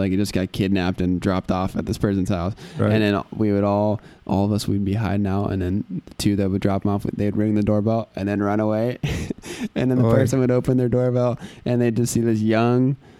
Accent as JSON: {"language": "English", "region": "North Carolina", "country": "United States", "tie": "born or raised there", "said": "growing up in North Carolina, I had a ton of friends that were really close to me"}